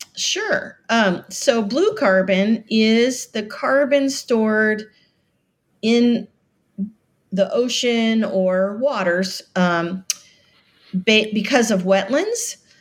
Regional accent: Florida Keys, United States; moved away; I am from the Florida Keys. My father was a very famous, uh, shark biologist, and so we grew up in, uh, paradise

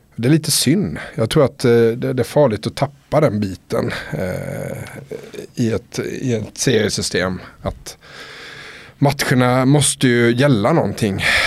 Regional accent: Älmhult, Småland, Sweden; now in Stockholm, Sweden; Jag är ju smålänning från början så att, eh, jag har mycket familj och vänner kvar nere i Småland

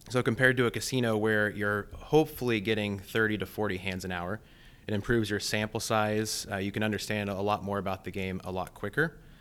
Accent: Blakesburg, Iowa, United States; also born or lived in Ames, Iowa; I grew up on a small family farm in southeast Iowa called Blake'sburg.

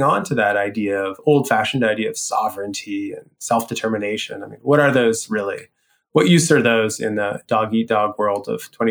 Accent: Canada; I am Canadian personally

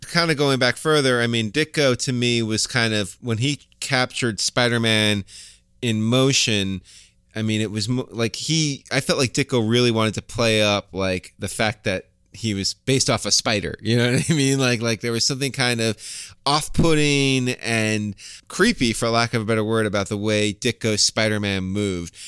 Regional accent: New York City, New York, United States; as a New Yorker

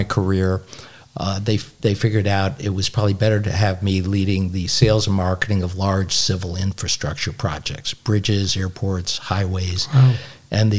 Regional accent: Binghamton, New York, United States; From Binghamton. Yeah. Family is all from West Central New York State

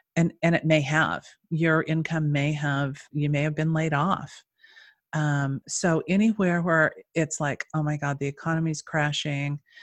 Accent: Utah, United States; moved away; I'm originally from Utah

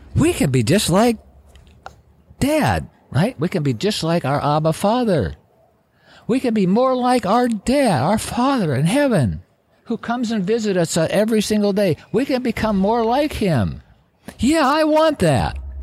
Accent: Wasilla, Alaska, United States; also born or lived in Palmer, Alaska; when I moved from Wasilla to Palmer

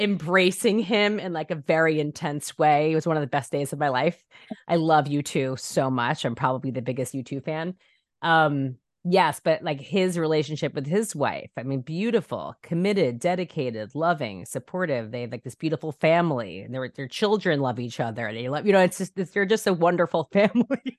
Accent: New York, United States; moved away as an adult; now in Los Angeles, United States; I'm such a New Yorker. I'm such a New Yorker. I said my whole life, I'll never leave New York

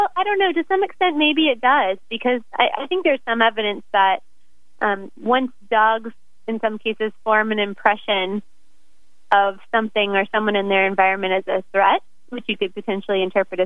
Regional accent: Florida, United States; moved away as an adult; now in Oregon, United States; Originally, I'm from Florida

